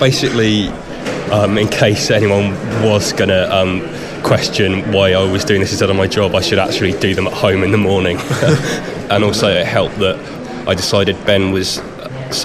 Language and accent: English; Chichester, South East England, United Kingdom; I'm from Chichester in West Sussex